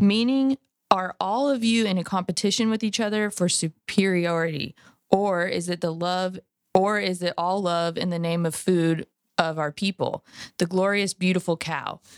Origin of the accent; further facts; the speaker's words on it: California, United States; moved away; I'm from California originally